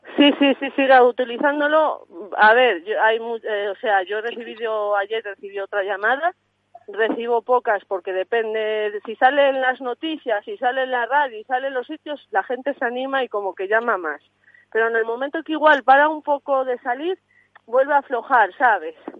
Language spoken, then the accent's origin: Spanish; Santa Colomba de Sanabria, Castile and León, Spain; Yo soy de Santa Colomba de Sanabria, Zamora